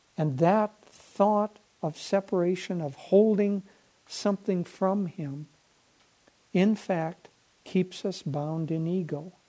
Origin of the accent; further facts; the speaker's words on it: Minnesota, United States; growing up in Minnesota